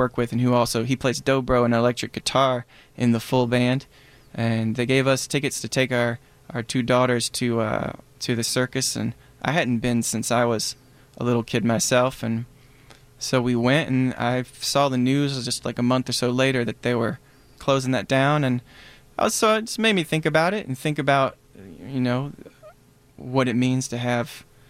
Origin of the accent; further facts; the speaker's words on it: Black Mountain, North Carolina, United States; Yeah, I'm from Black Mountain. Which is pretty close to Asheville.